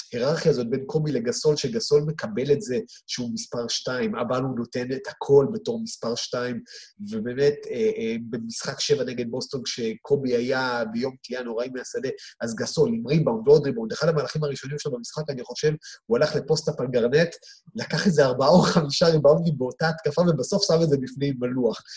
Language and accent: Hebrew; Israel